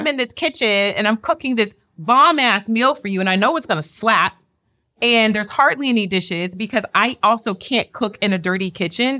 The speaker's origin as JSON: {"language": "English", "town": "Houston", "region": "Texas", "country": "United States", "tie": "born or raised there", "also_born_or_lived": "Lake Charles, Louisiana", "moved": "yes", "said": "I'm from the South, I'm from, uh, Louisiana, raised in Houston, Texas."}